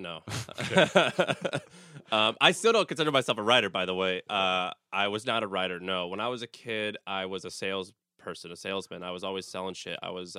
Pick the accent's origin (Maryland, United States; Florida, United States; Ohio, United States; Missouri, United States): Missouri, United States; St. Louis; Well, so I'm born and raised in St. Louis, Missouri, and it just was, if you want something, you just have to go out and you start a business.